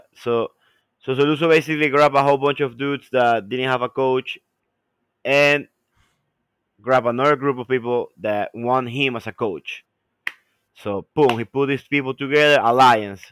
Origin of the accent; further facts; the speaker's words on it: Ecuador; now in United States; we come from Ecuador, which are places so far away from main, like, from, from, from, from the United States